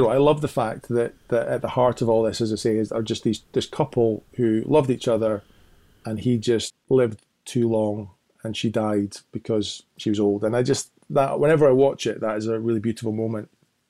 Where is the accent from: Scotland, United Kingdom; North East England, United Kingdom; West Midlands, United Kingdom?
Scotland, United Kingdom; it's not just the fact that I'm Scottish and I'm in Scotland.